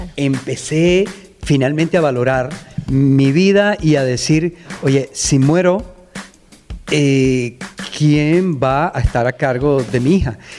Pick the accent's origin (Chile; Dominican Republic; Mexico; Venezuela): Venezuela; moved away; also born or lived in United States; venezolano, eh, emigré a Estados Unidos